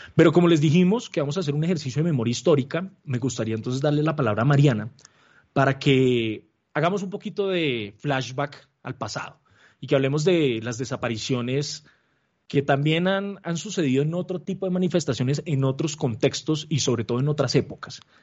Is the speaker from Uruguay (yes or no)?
no; Colombia; como colombianos